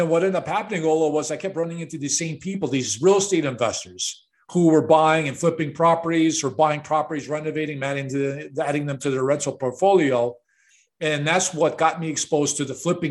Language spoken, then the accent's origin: English; Chicago, Illinois, United States; I'm a product of the 1960s, and I grew up in Chicago